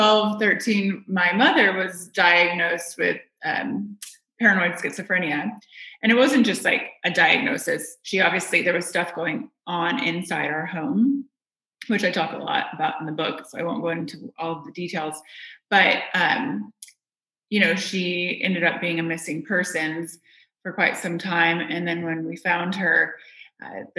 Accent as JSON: {"language": "English", "region": "Indiana", "country": "United States", "tie": "born or raised there", "said": "I grew up in Indiana"}